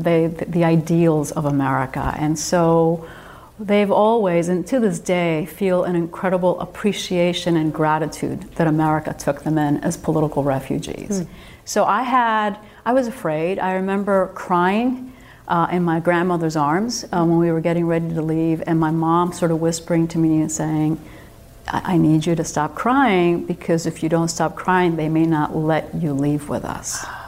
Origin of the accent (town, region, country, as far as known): New Jersey, United States; born or raised there; English is a second language; also born or lived in Cuba / Minnesota